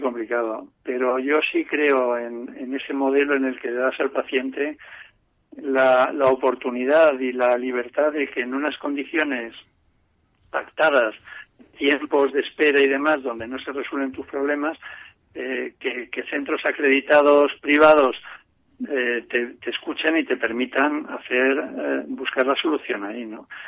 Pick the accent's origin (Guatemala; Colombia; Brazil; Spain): Spain; como español